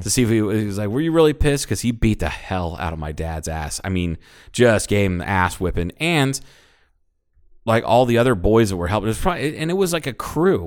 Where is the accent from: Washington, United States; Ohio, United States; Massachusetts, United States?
Ohio, United States; suburban; this is suburban Ohio